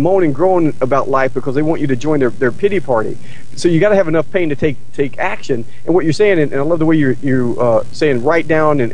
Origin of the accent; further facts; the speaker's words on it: North Carolina, United States; growing up in North Carolina